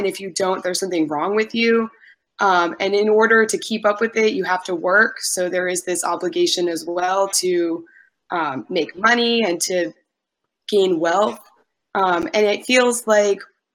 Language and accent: English; New England, United States; moved away as an adult; now in Vancouver, Canada; I'm from the States. I'm from New England originally. But right now I'm living in Vancouver, Canada, British Columbia.